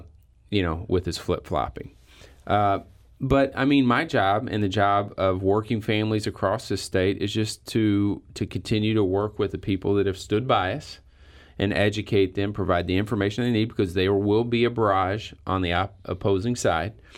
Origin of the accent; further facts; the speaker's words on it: Perryville, Missouri, United States; I grew up in Perryville, okay, which is not a really big union area